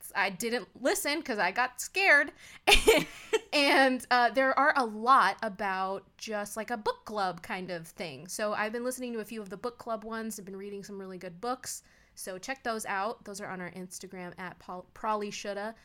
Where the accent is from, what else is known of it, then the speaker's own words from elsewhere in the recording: United States; We are American